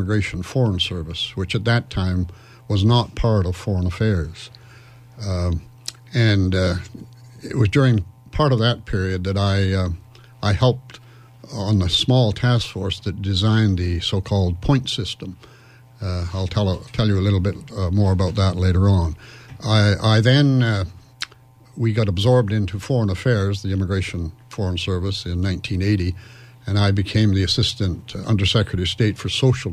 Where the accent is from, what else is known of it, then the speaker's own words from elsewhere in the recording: Winnipeg, Manitoba, Canada; moved away as an adult; also born or lived in London; I was born in Winnipeg and grew up in Winnipeg